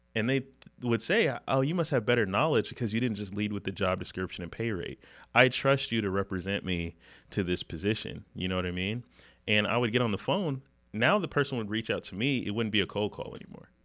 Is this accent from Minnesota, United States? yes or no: no; Huntersville, North Carolina, United States; I grew up in the Charlotte area, grew up in Huntersville